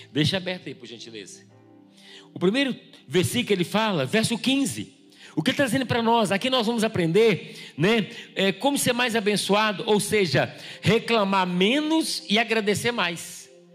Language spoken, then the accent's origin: Portuguese; Bahia, Brazil; moved away; Eu vim da Bahia